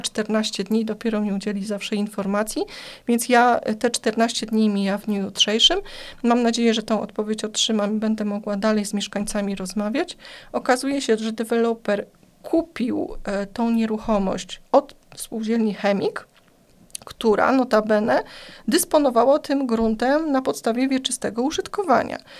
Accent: Płock, Masovian Voivodeship, Poland

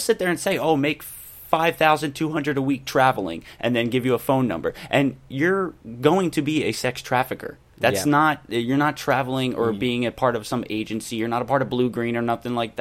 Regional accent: Philadelphia, Pennsylvania, United States; I'm from Philly

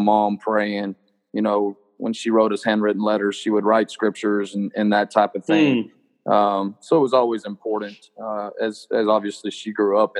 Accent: Littlefield, Texas, United States; Littlefield, Texas, but that's my hometown

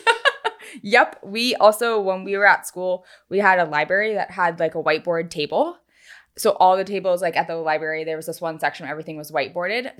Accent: North Carolina, United States; also born or lived in Los Angeles; now in Charleston, United States; originally from North Carolina, and we are so excited to be back in the South

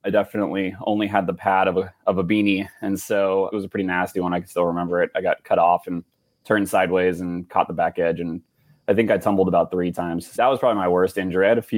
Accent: Sacramento, California, United States; But I grew up in Sacramento, so I wasn't far from Tahoe.

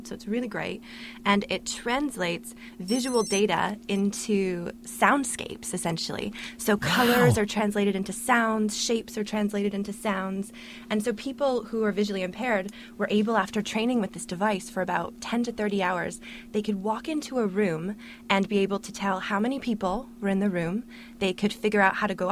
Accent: Canada; moved away as an adult; now in Cambridge, United Kingdom; I'm Canadian

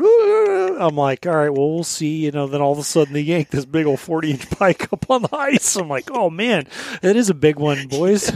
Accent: Southern Colorado, United States; moved away as an adult; now in Alaska, United States; growing up in Southern Colorado where the fishing is dog shit

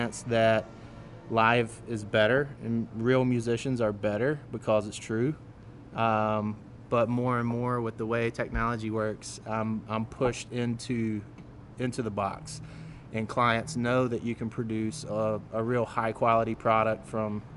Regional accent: Clover, South Carolina, United States; I am from the mega city of Clover, South Carolina

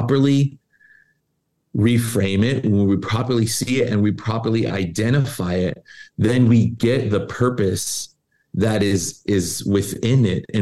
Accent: Tucson, Arizona, United States; moved away as an adult; also born or lived in Charlotte, North Carolina; now in Los Angeles, United States; I'm from Tucson, came to LA to minister with Pastor Gary, went to Charlotte for a bit, came back

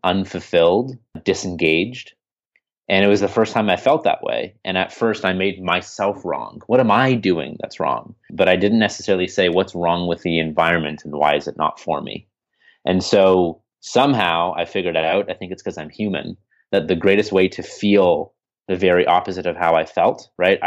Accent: Canada; I'm from Canada, eh?

